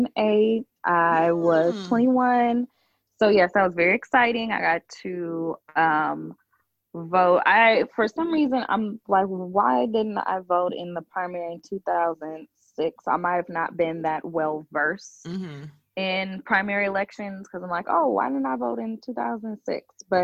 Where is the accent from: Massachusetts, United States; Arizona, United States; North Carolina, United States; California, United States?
California, United States; You know, I'm from California, so you know that's our old governor.